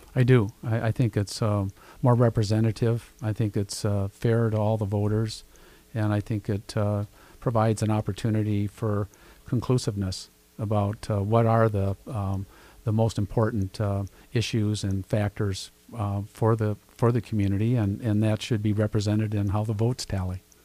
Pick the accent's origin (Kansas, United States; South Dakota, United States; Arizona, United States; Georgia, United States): South Dakota, United States; Sioux Falls; I'm a Sioux Falls kid. I was born and raised here.